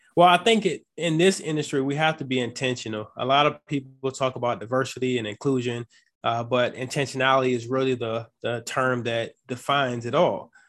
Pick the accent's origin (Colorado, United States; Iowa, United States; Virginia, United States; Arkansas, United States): Virginia, United States; Chesapeake; also born or lived in Atlanta, Georgia / Norfolk, Virginia / Washington State; Chesapeake, Virginia. That's where I grew up